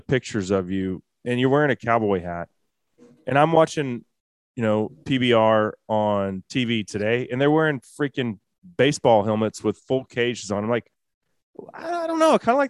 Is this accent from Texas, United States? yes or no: yes; Texas, United States; everyone rides horses growing up in Texas, at least some as a kid.